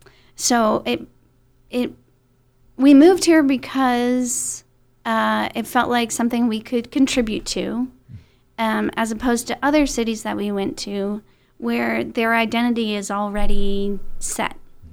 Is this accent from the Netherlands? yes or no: yes; Netherlands; also born or lived in Texas, United States; And then when I was 13, I moved to Holland and went to high school in Holland.